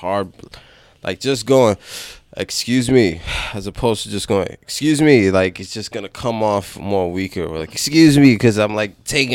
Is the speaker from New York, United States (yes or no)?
yes; New York, United States; accent: New York; my New York accent